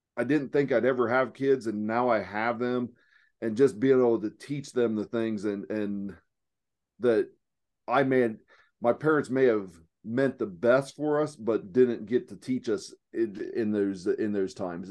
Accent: southeast Ohio, United States; accent: hillbilly; now in Phoenix, United States; I'm from Ohio. I'm from the southeast corner of Ohio

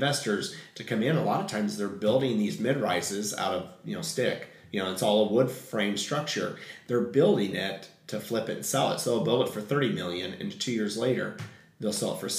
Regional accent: Payne, Illinois, United States; moved away; also born or lived in Nashville, Tennessee; Growing up in a town of 6,000 white people, in a farming community, and no diversity. So once your eyes are opened, and when I came out, my hometown of Payne, Illinois, has been so accepting of me.

